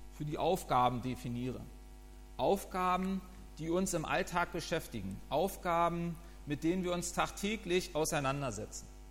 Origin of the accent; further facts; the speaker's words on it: Northern Germany, Germany; also born or lived in Wiesbaden; meine Heimat ist der Norden